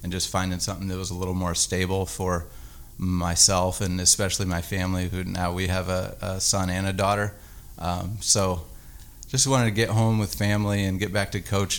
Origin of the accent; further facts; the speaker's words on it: Indiana, United States; moved away as an adult; also born or lived in Arkansas; I'm from Indiana. All my family's there, and it's just home to me